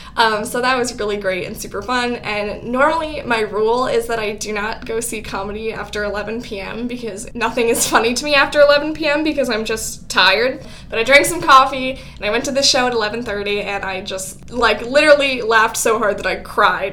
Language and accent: English; Albany, New York, United States; I grew up in the Albany area